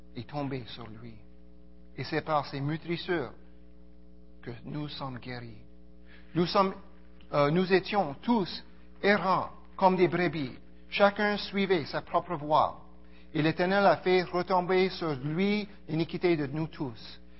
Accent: Montreal, Quebec, Canada; also born or lived in Karachi, Pakistan; ma famille a quitté le Pakistan en 1974 et arrivé à Montréal. Euh, donc je suis euh, un Montréalais

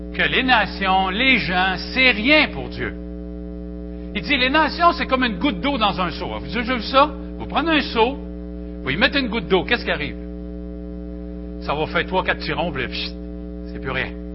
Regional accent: Victoriaville, Quebec, Canada; je viens de Victo, Victoriaville, Seigneur. J'étais un petit gars du centre du Québec

